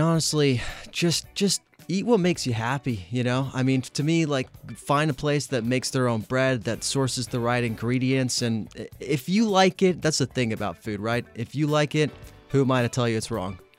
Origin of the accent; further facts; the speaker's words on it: Italy; now in Los Angeles, United States; I am from Italy